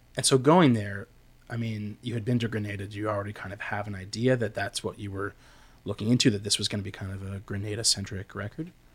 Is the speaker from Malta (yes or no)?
no; Canada; I am such a Canadian